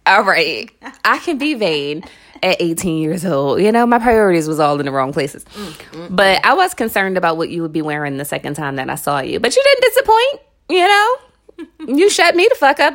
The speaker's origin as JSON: {"language": "English", "town": "Philadelphia", "region": "Pennsylvania", "country": "United States", "tie": "born or raised there", "said": "I grew up in North Philly, and it ain't the North Philly you can Google right now"}